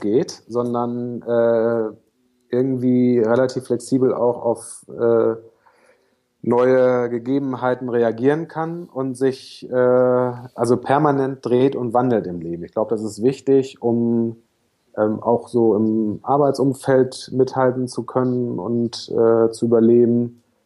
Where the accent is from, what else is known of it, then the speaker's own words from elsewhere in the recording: Germany; moved away as an adult; now in Hamburg, Germany; Ostsee, das ist meine Heimat, nicht gebürtig, aber äh, da habe ich von 12 bis 19 gewohnt, so die wichtigsten Jugendjahre